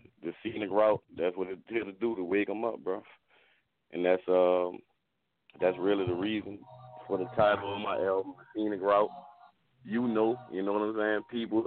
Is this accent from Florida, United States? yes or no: no; New Orleans, Louisiana, United States; now in Atlanta, United States; Born and raised in New Orleans, bro. Loving this Atlanta lifestyle